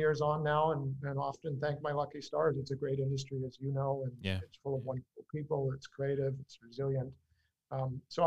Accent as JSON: {"language": "English", "country": "Canada", "tie": "born or raised there", "also_born_or_lived": "New York City, United States / Singapore", "moved": "yes", "said": "I was born in Canada"}